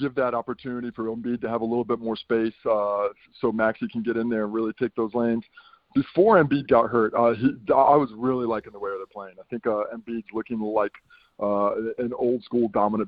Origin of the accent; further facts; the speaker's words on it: New York, United States; moved away; originally, I'm a New Yorker.